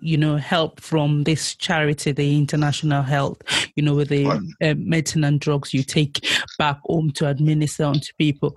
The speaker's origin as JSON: {"language": "English", "area": "Ijebu", "region": "Ogun State", "country": "Nigeria", "said": "I am from Ijebu."}